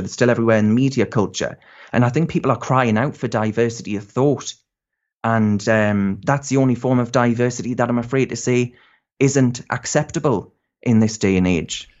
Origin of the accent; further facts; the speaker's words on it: North East England, United Kingdom; I'm from the Northeast